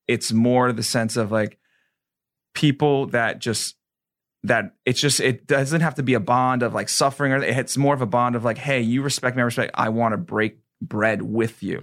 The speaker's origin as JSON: {"language": "English", "region": "New York", "country": "United States", "moved": "yes", "lives_now": "Florida, United States"}